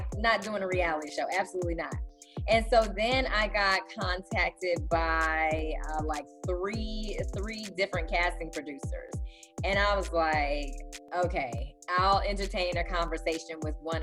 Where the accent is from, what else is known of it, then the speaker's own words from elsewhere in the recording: Chicago, Illinois, United States; moved away as an adult; now in Houston, United States; I'm still a Chicagoan